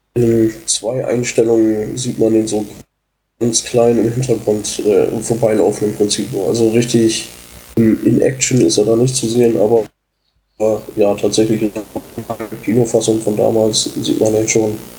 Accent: Oldenburg, Lower Saxony, Germany; Ich komme aus Oldenburg, bin Teil der Community hier

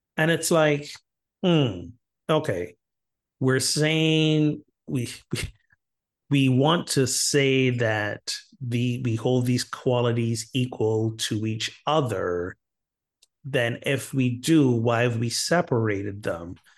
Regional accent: Barbados; my home country of Barbados

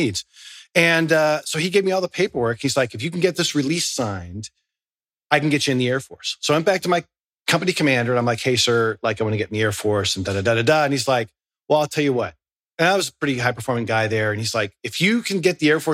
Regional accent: Newport Beach, California, United States; I grew up, I was born in Newport Beach. I surfed as a kid

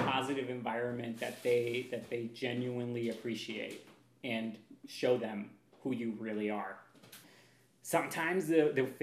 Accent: Pacific Northwest, United States; also born or lived in Seattle, Washington; now in Cathlamet, United States; I'm from the Pacific Northwest

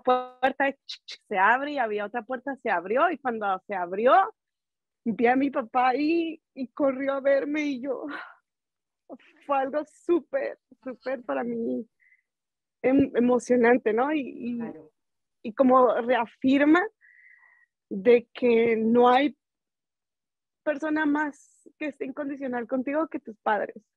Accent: Ciudad Juárez, Chihuahua, Mexico; now in Denver, United States; soy de Ciudad Juárez, Chihuahua

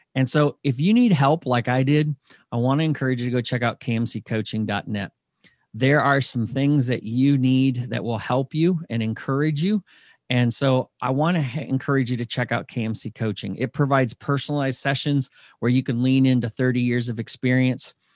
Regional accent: Michigan, United States; moved away; I grew up in Michigan for a lot of my life

